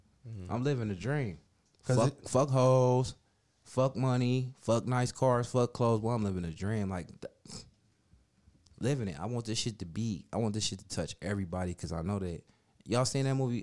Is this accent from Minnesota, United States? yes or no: yes; Minnesota, United States; moved away; also born or lived in Cleveland, Ohio; I was raised in Minnesota